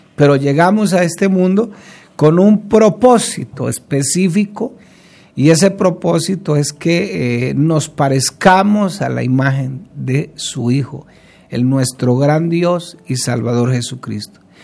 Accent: Colombia; como decimos popularmente aquí en Colombia

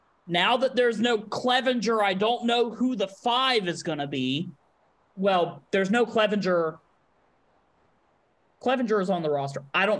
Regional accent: North Carolina, United States; I've born and raised in North Carolina.

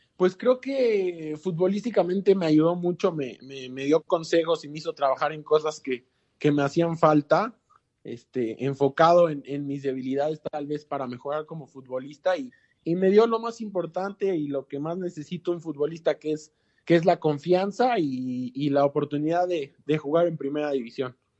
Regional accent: Mexico; puedo ser más mexicano que peruano porque aquí nací

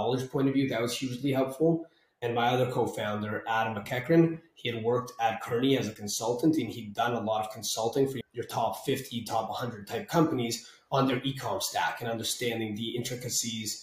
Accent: Canada; now in Toronto, Canada

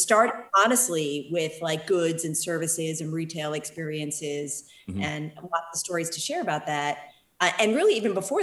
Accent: Philadelphia, Pennsylvania, United States; also born or lived in San Francisco Bay Area; now in San Francisco, United States; I'm calling you from Philadelphia, my hometown

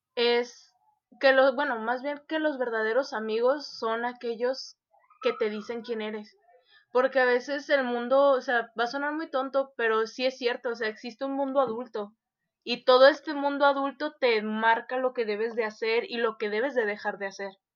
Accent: Tepic, Nayarit, Mexico; de Tepic

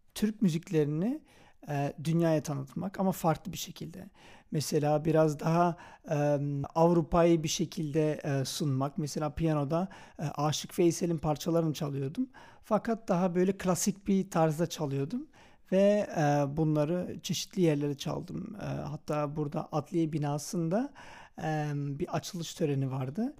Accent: Antwerp, Flanders, Belgium; ben Belçika'da yaşıyorum. Anvers'te doğdum

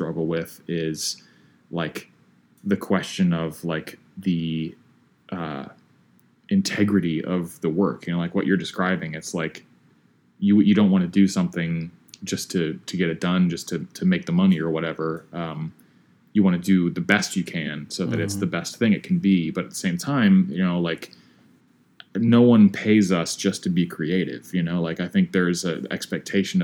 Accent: Midwest, United States; growing up in the Midwest

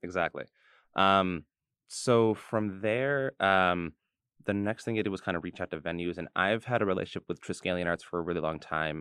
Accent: New York City, New York, United States; I was from New York

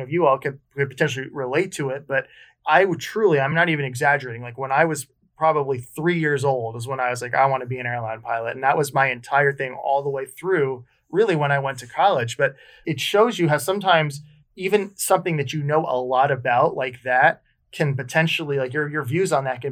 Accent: Connecticut, United States; I did an internship at an airport up where I grew up in Connecticut

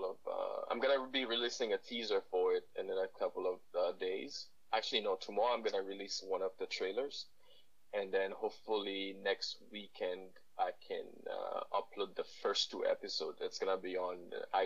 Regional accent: Haiti; now in Ottawa, Canada; I grew up in Haiti. I'm Haitian

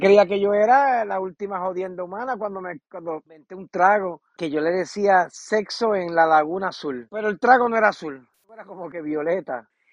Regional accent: Puerto Rico; moved away as an adult; also born or lived in San Juan; now in United States; Empecé en Puerto Rico y me fui desarrollando

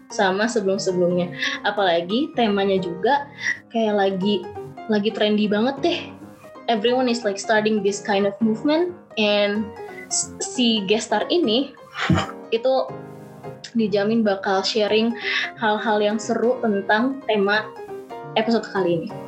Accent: Bogor, West Java, Indonesia; Aku dari Bogor, tapi aku berkuliah eh, uh, kuliah di Universitas Pasundan jurusan Teknologi Pangan. Tapi currently sekarang aku lagi di Bogor sih lagi pulang.

